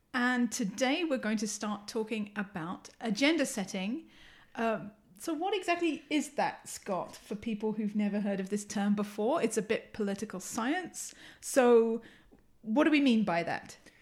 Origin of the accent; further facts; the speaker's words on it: England, United Kingdom; accent: English; moved away; you can tell from my accent, I'm English